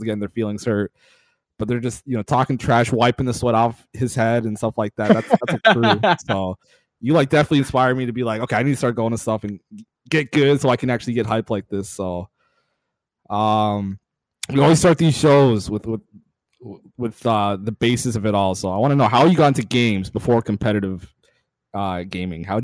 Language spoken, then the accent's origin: English; Atlanta, Georgia, United States; I grew up in Atlanta.